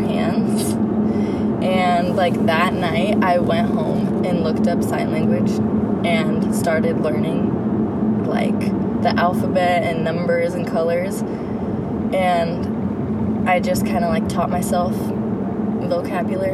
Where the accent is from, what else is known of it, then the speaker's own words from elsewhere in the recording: Fremont, California, United States; born and raised in Fremont